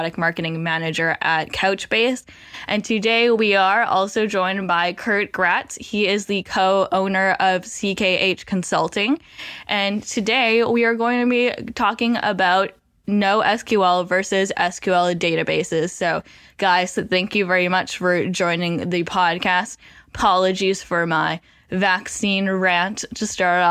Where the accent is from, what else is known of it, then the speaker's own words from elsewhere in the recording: Vancouver, British Columbia, Canada; I'm from Vancouver